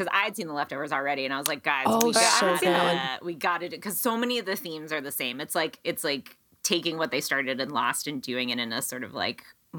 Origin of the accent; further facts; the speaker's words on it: Western Pennsylvania, United States; also born or lived in Williamsburg, Brooklyn; now in Astoria, United States; like I'm from Western Pennsylvania, like a very sort of rural town, like right on the edge of Ohio.